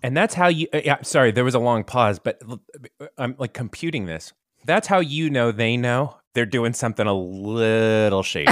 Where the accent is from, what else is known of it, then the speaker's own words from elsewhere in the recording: Tampa, Florida, United States; when I was a kid growing up in Tampa